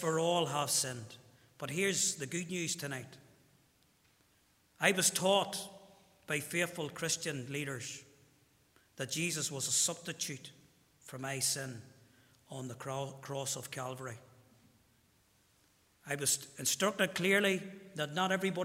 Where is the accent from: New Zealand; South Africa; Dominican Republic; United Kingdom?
United Kingdom; Armagh, Northern Ireland; I'm from Armagh.